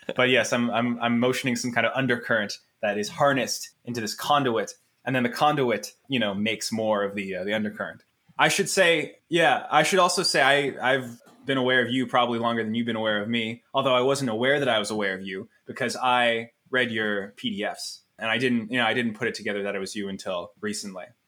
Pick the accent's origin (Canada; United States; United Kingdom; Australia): Canada; Ottawa, Ontario; I am now back in my, in, in Ottawa, my hometown, uh, my home city